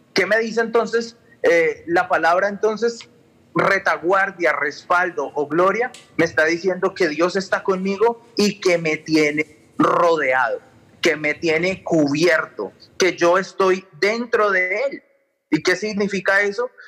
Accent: Colombia; moved away; yo vengo de Colombia

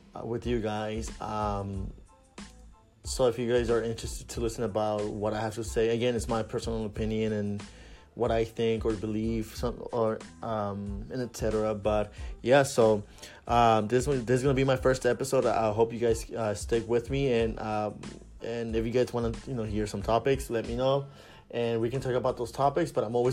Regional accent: Long Beach, California, United States; I'm from Long Beach. I grew up here in Long Beach

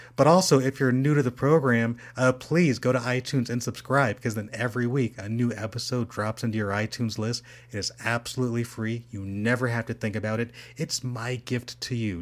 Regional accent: Rancho Cucamonga, California, United States; we're from the same hometown. We're from Rancho Cucamonga, which is in the Inland Empire

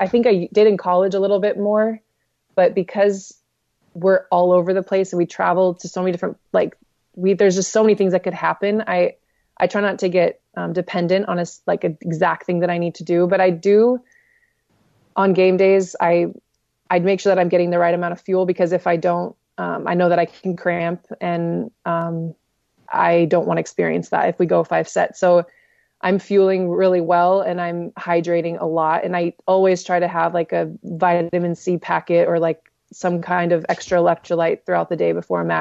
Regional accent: Bonsall, California, United States; I'm actually from Bonzel. I'm from Bonzel

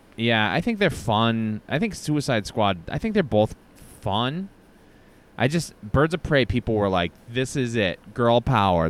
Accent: Brockton, Massachusetts, United States; the Brockton Rocks, which is the minor league baseball team in my hometown

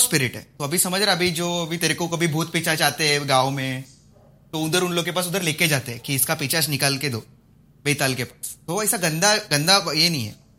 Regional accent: Malvan, Maharashtra, India; कोंकण से मैं तो मालवन से हूँ

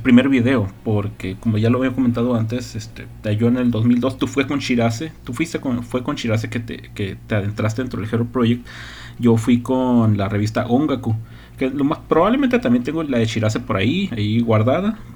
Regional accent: northern Mexico, Mexico; como buen norteño

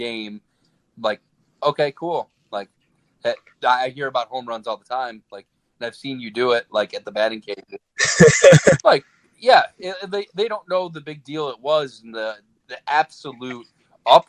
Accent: Cleveland, Ohio, United States; we're from Cleveland

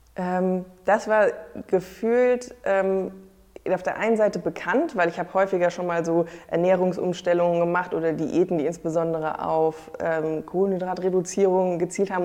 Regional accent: near Frankfurt, Hesse, Germany; moved away as an adult; now in Hamburg, Germany; Ich komme ursprünglich aus der Nähe äh, von Frankfurt, aus einem kleinen Dorf

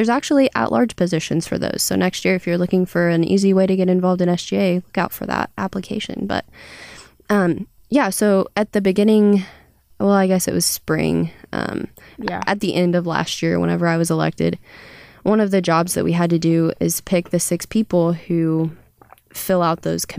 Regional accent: Kansas, United States; Southeast Kansas. It's like by Oklahoma and Missouri.

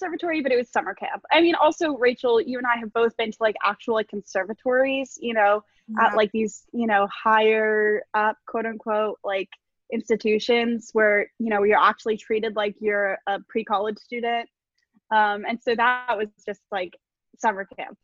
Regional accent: Miami, Florida, United States; moved away as an adult; now in New Orleans, United States; I'm from Miami.

